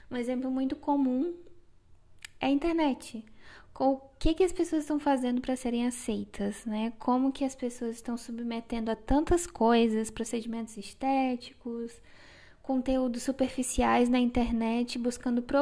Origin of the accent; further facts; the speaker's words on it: Acre, Brazil; moved away as an adult; now in Joinville, Brazil; eu sou acriana. Sim, eu sou do Acre, o Acre existe.